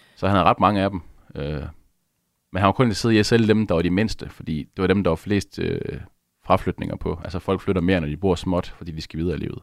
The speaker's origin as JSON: {"language": "Danish", "town": "Aalborg", "region": "North Denmark Region", "country": "Denmark", "said": "Jeg kommer op fra Aalborg"}